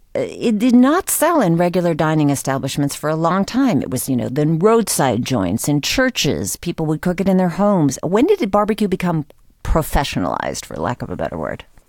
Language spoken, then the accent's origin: English; New Hampshire, United States; growing up in New Hampshire, we'd say, "Let's have a barbecue."